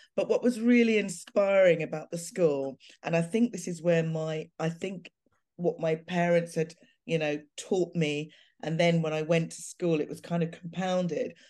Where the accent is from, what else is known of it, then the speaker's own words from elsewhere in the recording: London, United Kingdom; my hometown of Clapham. You know, I grew up having the best of experiences there